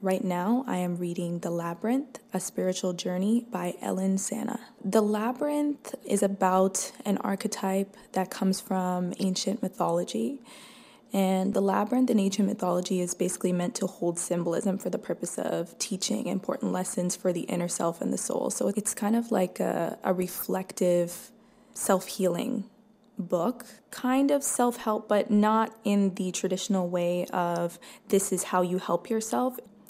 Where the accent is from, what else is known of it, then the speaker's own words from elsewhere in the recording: Toronto, Ontario, Canada; I'm from Toronto, Canada.